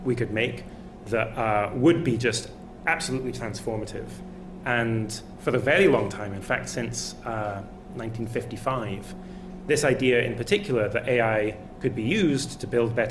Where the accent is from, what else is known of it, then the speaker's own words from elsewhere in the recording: Scotland, United Kingdom; I am Scottish.